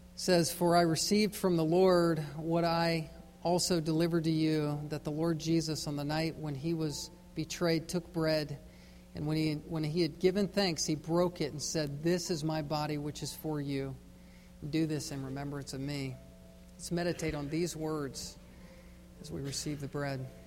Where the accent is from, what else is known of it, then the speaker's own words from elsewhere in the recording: Virginia, United States; Growing up in Virginia on the East Coast